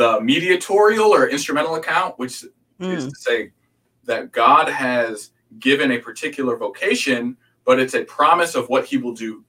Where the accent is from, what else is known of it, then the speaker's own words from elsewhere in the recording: outside of Chicago, Illinois, United States; also born or lived in Hampton, Virginia / Houston, Texas / Wheaton, Illinois; now in Dallas, United States; I was born outside of Chicago